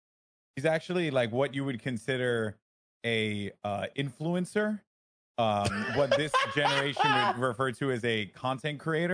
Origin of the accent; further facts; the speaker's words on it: New York City, New York, United States; Did I mention I'm from the Bronx?